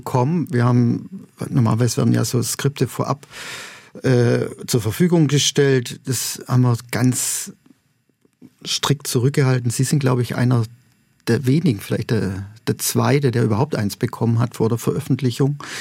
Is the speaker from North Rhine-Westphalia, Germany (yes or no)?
no; Neresheim, Baden-Württemberg, Germany; moved away; Ich komme aus Neresheim